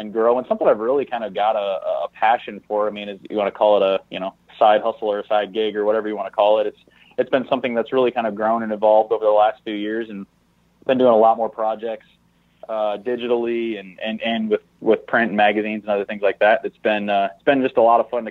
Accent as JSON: {"language": "English", "region": "Southwest Michigan", "country": "United States", "tie": "born or raised there", "said": "born and raised in Southwest Michigan. Absolutely love my roots there"}